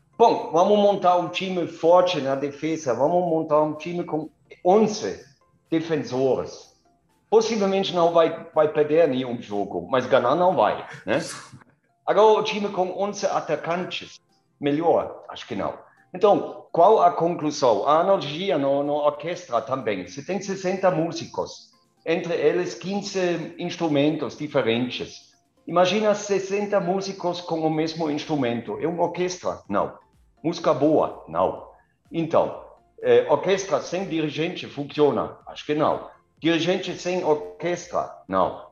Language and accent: Portuguese; near Kaiserslautern, Rhineland-Palatinate, Germany; Portuguese is a second language; moved away as an adult; also born or lived in Karlsruhe / Gelsenkirchen; now in Vinhedo, Brazil; Eu, eu nasci no meio da mata, na Alemanha, eh, perto de Kaiserslautern, perto de Frankfurt.